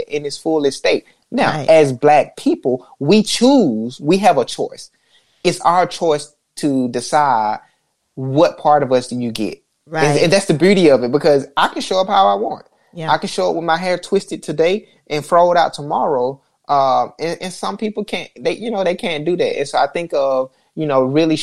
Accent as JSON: {"language": "English", "region": "Alabama", "country": "United States", "tie": "born or raised there", "said": "growing up in Alabama, I grew up in a racially segregated town"}